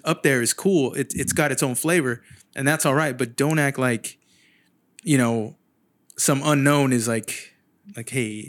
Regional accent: San Jose, California, United States; moved away as an adult; now in Sacramento, United States; Yeah, I'm from San Jose originally.

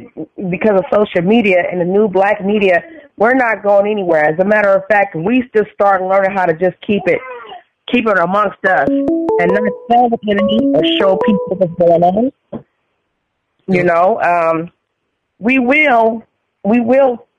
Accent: San Francisco, California, United States; I grew up in San Francisco.

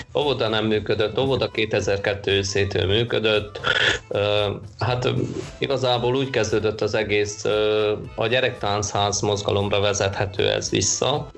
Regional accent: Miercurea Ciuc, Harghita County, Romania; also born or lived in Sânsimion; now in Oradea, Romania; csíki vagyok, csík, e, csík Szent Simonba szület, e, Csíkszeredába születtem, de Szent Simonba élnek a szüleim mai napig

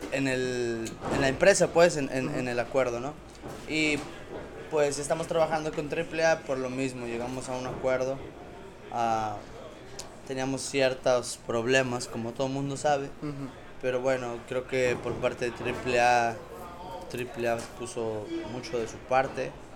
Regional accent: Mexico

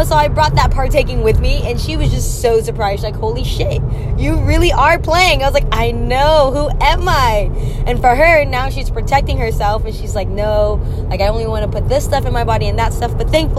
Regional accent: Philippines; We just kind of thought, you're big bone, this is what it is, you know, being Filipino

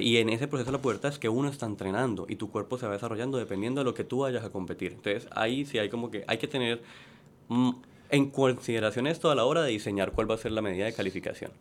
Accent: Cali, Valle del Cauca, Colombia; moved away as an adult; now in Puerto Rico; Yo soy de Cali, Colombia.

